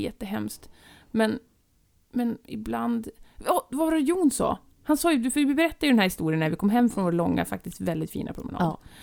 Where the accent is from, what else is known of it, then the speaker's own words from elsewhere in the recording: Härnösand, Västernorrland County, Sweden; moved away; jag befann mig hemma i Härnösand